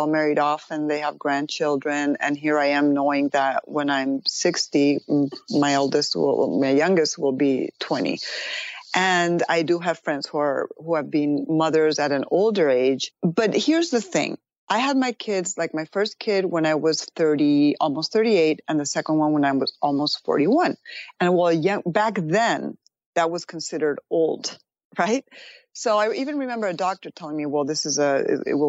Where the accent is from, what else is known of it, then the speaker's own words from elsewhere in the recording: Spain; moved away as an adult; also born or lived in Madrid, Spain / Pittsburgh, Pennsylvania, United States; now in United States; I was born in Madrid, and I was raised in Pittsburgh, Pennsylvania until I was 5. My parents divorced, and then I went back to Spain